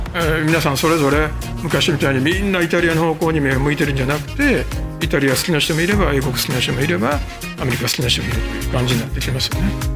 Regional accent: Kobe, Hyogo, Japan; born or raised there

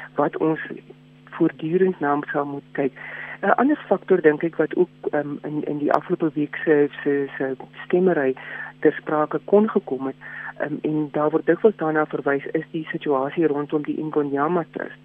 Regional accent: South Africa; ons as Suid-Afrikaners

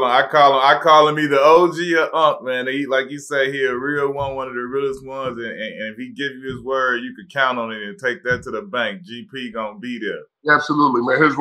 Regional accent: Chicago, Illinois, United States; I'm from Chicago

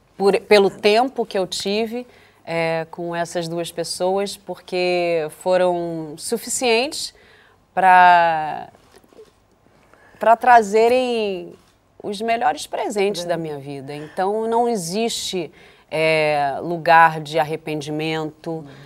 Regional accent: Brazil; Para mim, que sou brasileira

